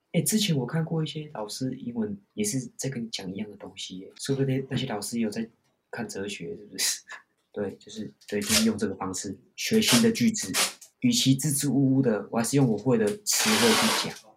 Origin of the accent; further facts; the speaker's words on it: Taiwan; first language Taiwanese Hokkien; Chinese is a second language; moved away as an adult; now in Australia; 就一直在小渔村长大